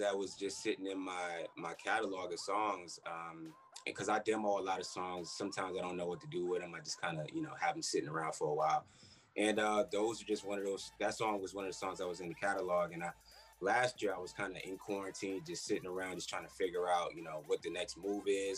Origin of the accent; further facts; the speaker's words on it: New York City, New York, United States; I'm from Queens, New York. So I've always been around music